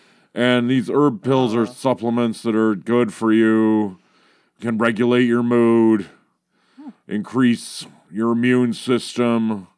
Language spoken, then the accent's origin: English; Ecorse, Michigan, United States; I'm from Ecorse.